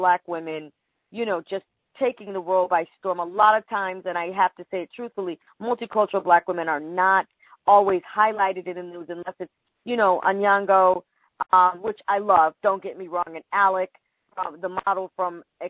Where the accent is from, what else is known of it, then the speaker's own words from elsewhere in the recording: Panama; I'm from Panama.